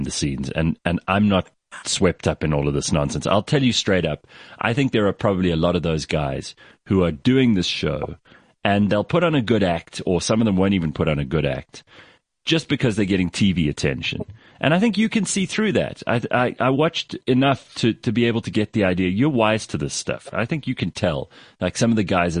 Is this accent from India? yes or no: no; South Africa; as South African men